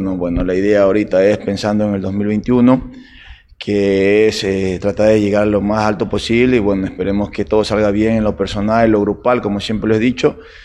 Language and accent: Spanish; Ecuador